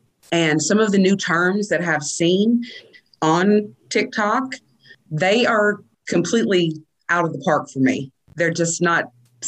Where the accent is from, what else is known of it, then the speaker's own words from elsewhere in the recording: Eastern Kentucky, United States; My family comes from Eastern Kentucky. We come from Harrison County, Fayette County, Mount Sterling, really the foothills of the mountains, but we still subscribe to their way of life.